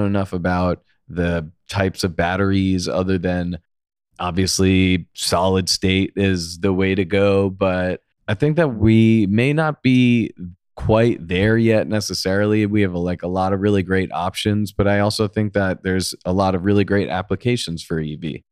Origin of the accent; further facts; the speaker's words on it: Long Island, New York, United States; moved away as an adult; also born or lived in Manhattan, New York; now in Los Angeles, United States; I grew up on Long Island. I lived there for most of my life